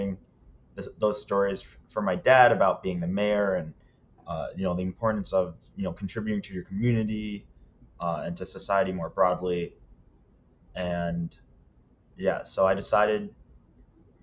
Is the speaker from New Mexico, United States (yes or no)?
no; Rouses Point, New York, United States; moved away; I was raised in Rouse's Point my entire life and or most of my entire childhood